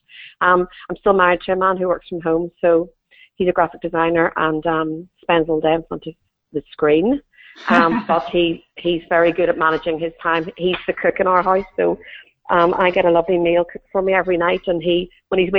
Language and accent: English; Northern Ireland, United Kingdom; moved away; I'm originally from Northern Ireland, as you'll hear